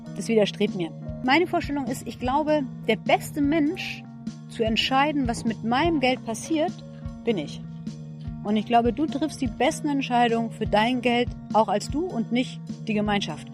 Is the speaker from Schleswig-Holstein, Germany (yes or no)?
yes; Schleswig-Holstein, Germany; moved away as an adult; also born or lived in Heidelberg; now in Berlin, Germany; Ich bin keine Berlinerin, ich komme aus Schleswig-Holstein